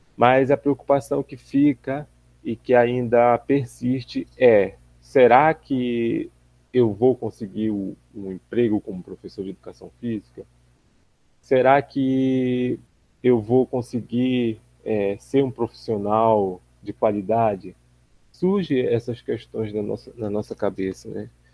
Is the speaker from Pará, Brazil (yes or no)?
yes; Belém, Pará, Brazil; moved away as an adult; now in Miracema, Brazil; Eu sou natural de Belém do Pará